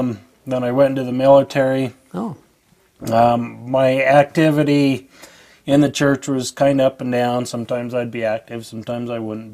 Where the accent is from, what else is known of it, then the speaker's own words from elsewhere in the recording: Evanston, Wyoming, United States; also born or lived in Cheyenne, Wyoming / Alaska / Montana; now in Ogden, United States; And I grew up in Evanston up until about 1995, where we moved down to the Ogden area, and I've been there pretty much ever since. I've moved around the world a little bit, well, Alaska and Montana